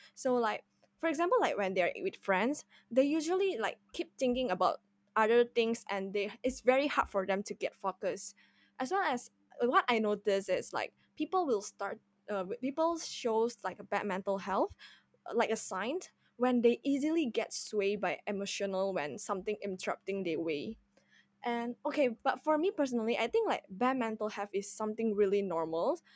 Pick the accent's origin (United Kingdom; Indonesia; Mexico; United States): Indonesia; moved away as an adult; now in Singapore; I'm originally, I'm originally came from Indonesia, and I just came to Singapore for my underg-, undergraduate studies